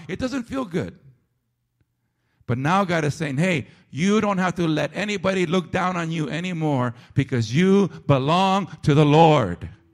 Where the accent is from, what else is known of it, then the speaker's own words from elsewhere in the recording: San Fernando, California, United States; growing up in San Fernando, the way I grew up, okay? Chicano, Mexican, and sadly, because I grew up in the barrio